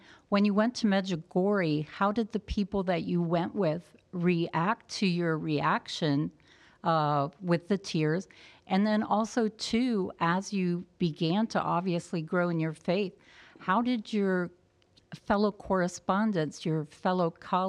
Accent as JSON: {"language": "English", "town": "Cranberry Prairie", "region": "Ohio", "country": "United States", "said": "Cranberry Prairie, Ohio."}